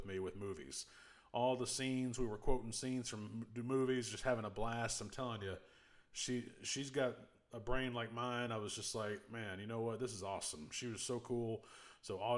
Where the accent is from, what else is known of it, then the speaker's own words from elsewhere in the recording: United States; also born or lived in Mississippi / Tennessee; I'm from Mississippi and Tennessee